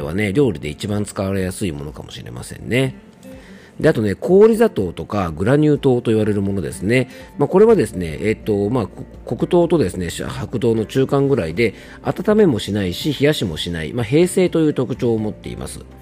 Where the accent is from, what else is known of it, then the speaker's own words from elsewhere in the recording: Japan; 僕の地元の伊佐温泉